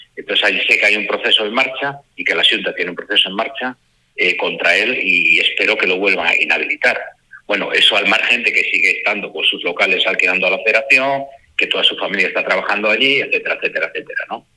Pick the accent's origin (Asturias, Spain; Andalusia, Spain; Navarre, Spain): Asturias, Spain; yo soy asturiano